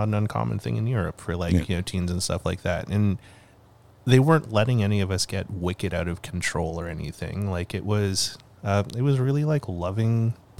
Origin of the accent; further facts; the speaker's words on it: Calgary, Alberta, Canada; Anyways, growing up in Calgary, like, we ended up, we lived in a bunch of co-ops. But right before we moved away to Kimberley, we moved to... 17th Ave Southwest, like the fancy